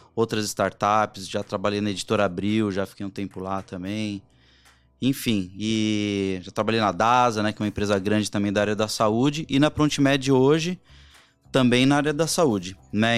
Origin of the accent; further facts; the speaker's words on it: Barbacena, Minas Gerais, Brazil; Quando eu era pequeno lá em Barbacena